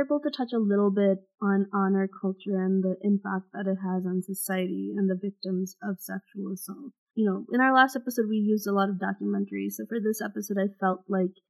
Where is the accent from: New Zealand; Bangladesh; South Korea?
Bangladesh; I'm from Bangladesh